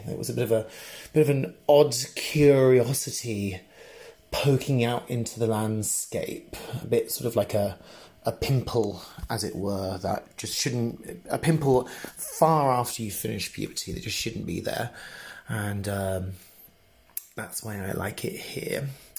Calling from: Berlin, Germany; I'm calling you from Berlin.

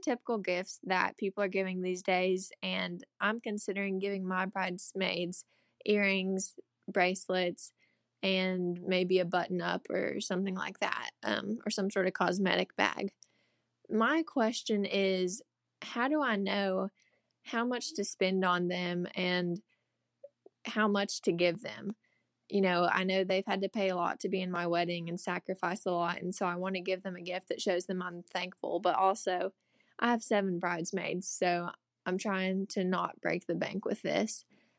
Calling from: Tennessee, United States; I'm calling from Tennessee.

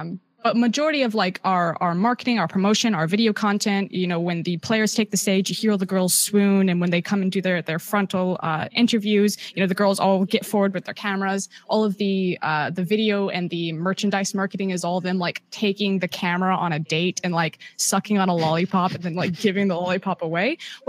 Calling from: Shanghai, China; I'm calling from deep Shanghai.

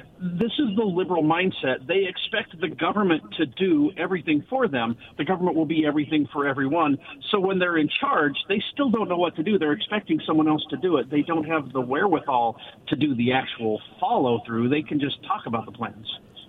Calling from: West Richland, Washington, United States; from West Richland.

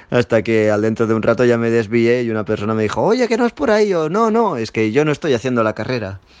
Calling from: Barcelona, Catalonia, Spain; Hola Marc … de Barcelona.

